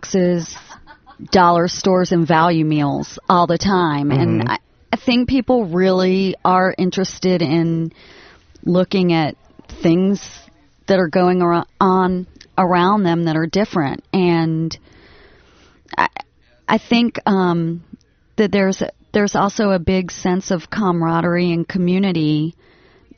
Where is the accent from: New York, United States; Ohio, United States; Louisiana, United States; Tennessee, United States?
Louisiana, United States; Lake Arthur; moved away; Lake Arthur, Louisiana